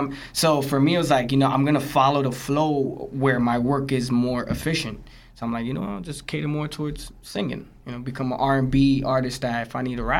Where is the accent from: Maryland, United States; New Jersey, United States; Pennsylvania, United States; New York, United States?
New Jersey, United States; Jersey City; also born or lived in Brooklyn; But I was raised in Jersey City.